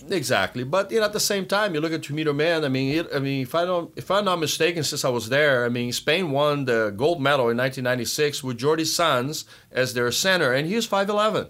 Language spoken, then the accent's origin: English; Brazil; now in United States; growing up in Brazil, I had a, the pleasure of working with Kemeni's father